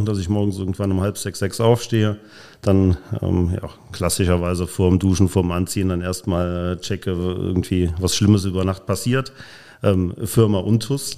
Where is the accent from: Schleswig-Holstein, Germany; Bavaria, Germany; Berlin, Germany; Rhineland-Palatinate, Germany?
Rhineland-Palatinate, Germany; Polch; also born or lived in Neuwied / Nauort; now in Koblenz, Germany; Neuwied geboren, in äh, Nauort gewohnt, in Polch groß geworden